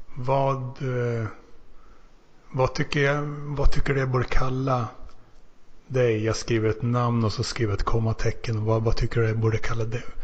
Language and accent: Swedish; Finland; now in Sweden; som finne